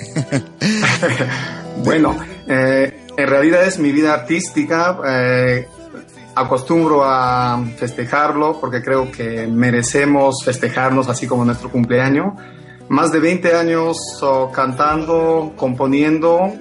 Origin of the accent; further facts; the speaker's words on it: Huancavelica, Peru; moved away; soy peruano, nací en la ciudad de Huancavelica, en la misma capital